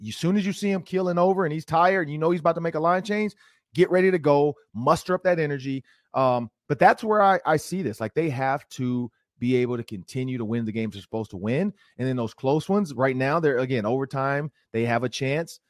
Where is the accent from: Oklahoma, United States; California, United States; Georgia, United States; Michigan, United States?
Michigan, United States; Detroit; now in Minnesota, United States; I grew up in Detroit